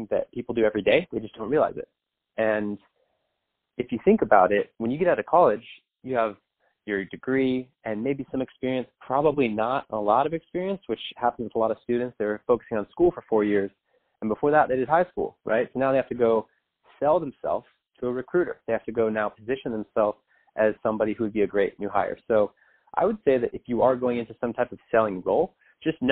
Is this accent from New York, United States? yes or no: no; San Diego, California, United States; I grew up in Southern California in San Diego